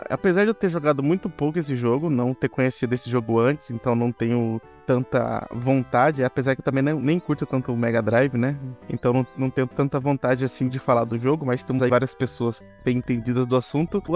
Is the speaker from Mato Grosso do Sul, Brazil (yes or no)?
yes; Mato Grosso do Sul, Brazil; eu sou inglês chucrismo do, do Mato Grosso do Sul.